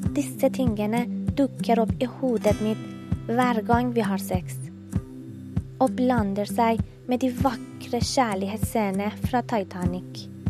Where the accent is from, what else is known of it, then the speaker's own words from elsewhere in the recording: Iran; Norwegian is a second language; moved away as an adult; now in Oslo, Norway; Jeg vokste opp i Iran, et land der jentene blir født med skam